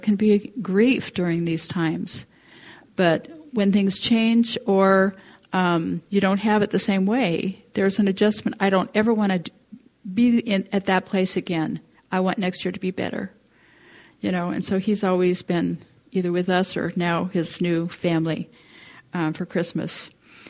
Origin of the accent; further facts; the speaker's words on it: Coeur d'Alene, Idaho, United States; also born or lived in England; I grew up in Coeur d'Alene, but came to this area